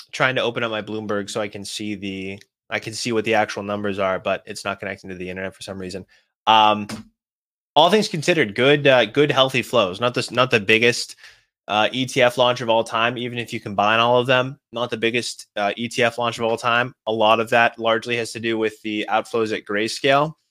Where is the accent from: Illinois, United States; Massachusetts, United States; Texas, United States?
Massachusetts, United States; Boston; I'm from Boston